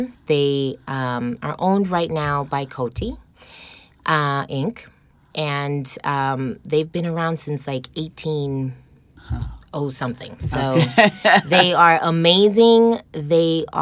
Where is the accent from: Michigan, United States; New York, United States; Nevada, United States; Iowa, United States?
New York, United States; New York City; also born or lived in Manhattan, New York; now in New Jersey, United States; Born in Manhattan, raised in Queens.